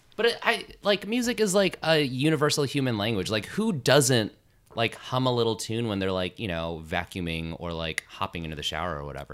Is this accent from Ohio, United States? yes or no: no; Las Vegas, Nevada, United States; moved away as an adult; also born or lived in Chicago; now in New York, United States; I grew up in Las Vegas, Nevada